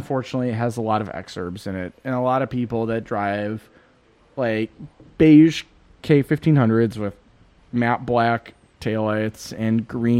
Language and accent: English; United States; I'm American.